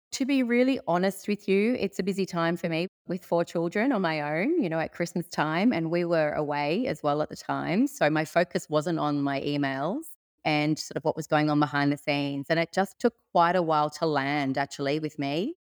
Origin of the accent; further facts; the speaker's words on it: Sydney, New South Wales, Australia; moved away as an adult; now in Byron Bay, Australia; I'm originally from Sydney, but moved up to Byron Bay about eight years ago